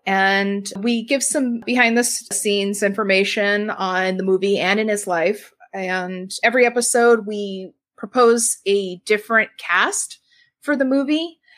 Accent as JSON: {"language": "English", "region": "California", "country": "United States", "said": "Yeah, we're all from California."}